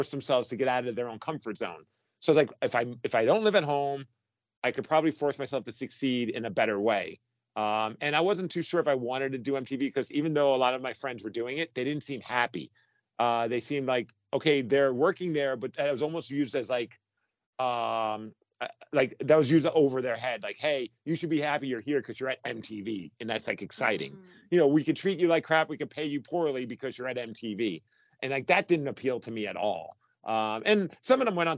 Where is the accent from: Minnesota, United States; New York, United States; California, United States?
New York, United States; New York City; moved away as an adult; now in Seattle, United States; I grew up in New York and Brooklyn